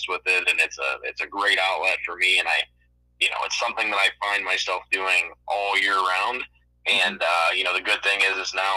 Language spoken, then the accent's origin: English; Youngstown, Ohio, United States; I am from Youngstown, Ohio